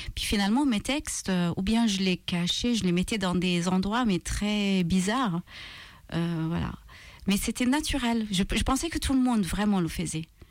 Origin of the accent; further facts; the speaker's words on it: Malta; French is a second language; moved away; Je viens de Malte